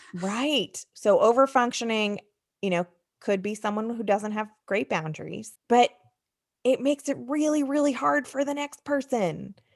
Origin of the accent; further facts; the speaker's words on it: United States; moved away; also born or lived in Michigan; I grew up outside of New York City